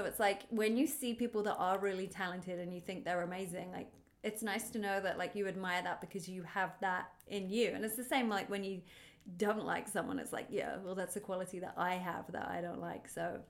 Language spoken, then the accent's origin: English; Australia; neither of us are from LA, if you can tell by our accents.